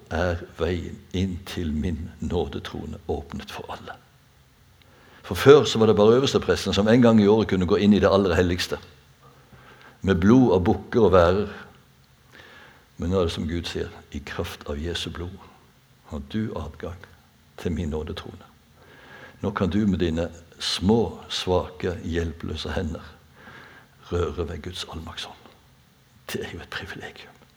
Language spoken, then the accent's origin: Norwegian; Bjerkreim, Rogaland, Norway; i Bjerkreim der jeg er født og oppvokst